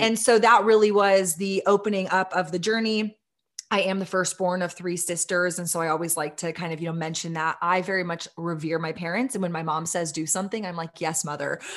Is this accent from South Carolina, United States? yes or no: no; Austin, Texas, United States; my hometown of Austin, Texas